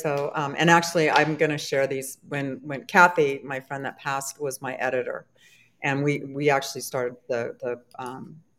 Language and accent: English; San Diego, California, United States; now in Maryland, United States; when I moved to Maryland, I'm from San Diego, it was in January